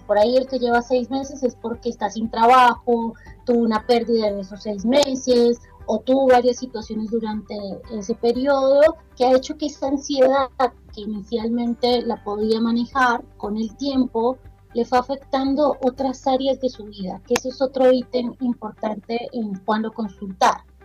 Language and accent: Spanish; Bogotá, Colombia; moved away as an adult; also born or lived in Argentina; actualmente estoy en Bogotá, es mi ciudad natal